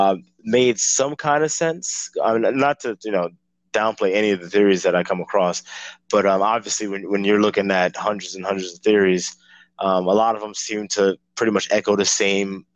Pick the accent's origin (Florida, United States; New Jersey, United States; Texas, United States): New Jersey, United States; Woodbridge; I grew up in Woodbridge, New Jersey